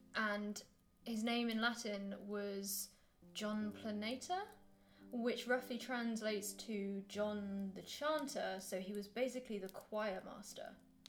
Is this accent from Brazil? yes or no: no; Devon, South West England, United Kingdom; now in Scotland; my whole family is from like the southeast south, like we're from Devon.